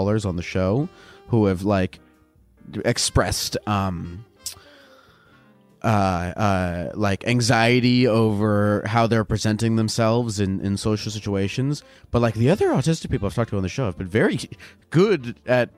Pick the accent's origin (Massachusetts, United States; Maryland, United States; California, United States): Maryland, United States; I'm from Maryland.